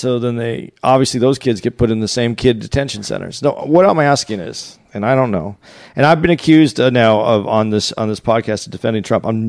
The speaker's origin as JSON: {"language": "English", "region": "Arizona", "country": "United States", "said": "I'm from Arizona"}